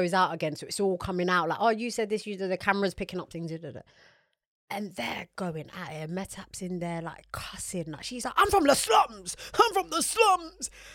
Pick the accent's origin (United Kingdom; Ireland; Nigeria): United Kingdom; as British people